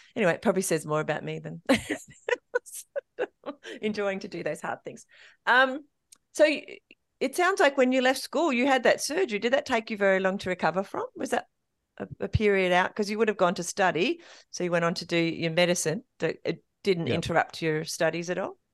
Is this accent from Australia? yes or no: yes; King Island, Tasmania, Australia; also born or lived in Melbourne; now in Tasmania, Australia; I grew up on King Island, but um, my family came from Melbourne to go to King Island, and then uh, my mum went away, had me in Melbourne, and then came back to King Island.